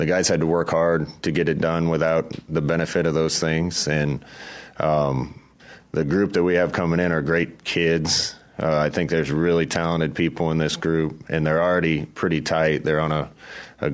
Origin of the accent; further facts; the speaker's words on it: near Kearney, Nebraska, United States; right near my hometown. So we used to play Kearney Catholic all the time back then.